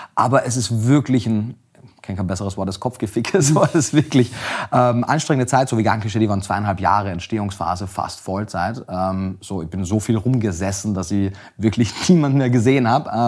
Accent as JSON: {"language": "German", "country": "Austria", "said": "Ich komme aus Österreich, wie man äh, vielleicht auch hört."}